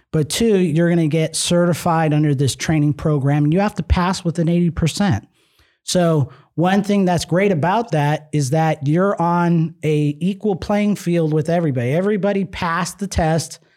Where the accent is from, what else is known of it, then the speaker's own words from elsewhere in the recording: Nevada, United States; we're from Nevada